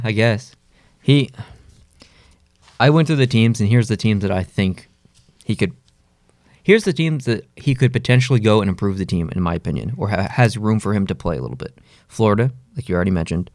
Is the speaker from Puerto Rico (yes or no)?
no; Canada; I'm really Canadian